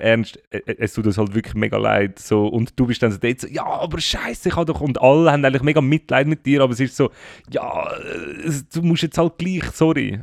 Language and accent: German; Zurich, Switzerland; wir sind ja beide in Zürich aufgewachsen